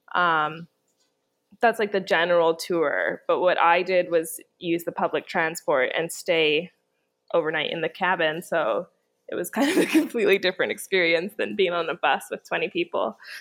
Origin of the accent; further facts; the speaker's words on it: Canada; moved away; I'm from Canada